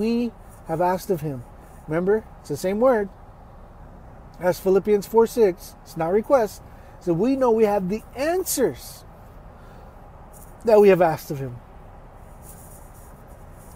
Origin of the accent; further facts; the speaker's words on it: Texas, United States; I'm from Texas